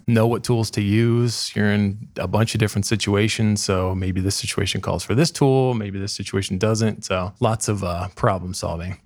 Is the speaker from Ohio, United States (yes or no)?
yes; Dayton, Ohio, United States; also born or lived in Columbus; I'm from Dayton originally. Um, I currently live there just to be closer to family.